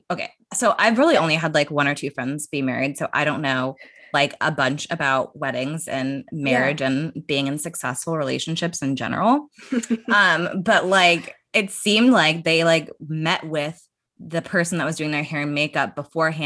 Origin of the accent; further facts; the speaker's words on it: California, United States; I'm from California